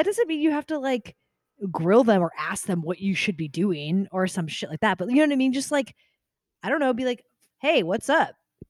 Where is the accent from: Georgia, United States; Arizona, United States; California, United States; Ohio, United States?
Arizona, United States; also born or lived in New York; now in Seattle, United States; I grew up in Arizona.